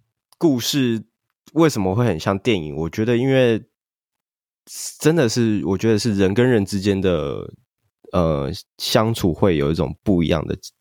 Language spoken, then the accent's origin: Chinese; Pingtung, Pingtung County, Taiwan; 因为我是在屏东长大的。